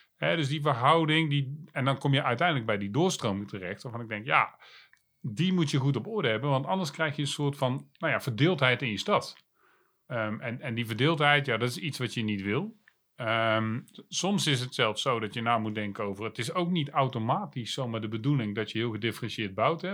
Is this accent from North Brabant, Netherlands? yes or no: yes; Breda, North Brabant, Netherlands; geboren en getogen in Breda